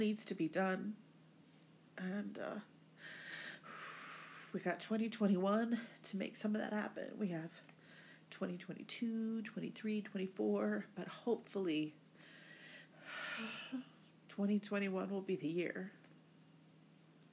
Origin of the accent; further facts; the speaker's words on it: United States; moved away; my home country of the United States